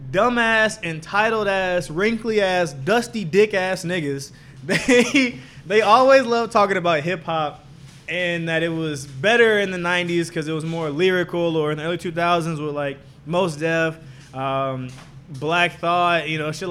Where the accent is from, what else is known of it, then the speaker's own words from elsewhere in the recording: Jamaica; I'm Jamaican.